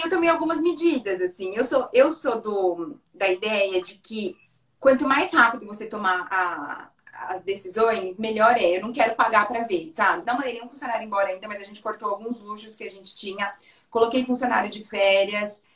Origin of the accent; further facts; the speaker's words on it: São Carlos, São Paulo, Brazil; Hoje a gente tem uma loja em São Carlos, que é onde, onde eu fundei, né? Que é de onde eu sou, no interior